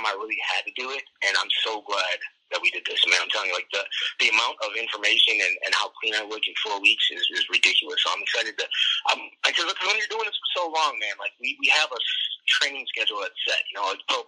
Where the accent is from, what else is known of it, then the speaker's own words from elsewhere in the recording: Chicago, Illinois, United States; we're in Chicago. So it was like all my hometown